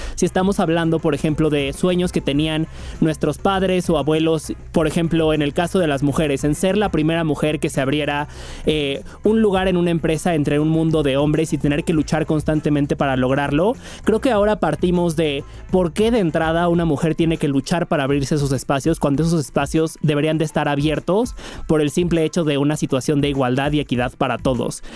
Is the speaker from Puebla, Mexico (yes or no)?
yes; Puebla, Mexico; nací y crecí en Puebla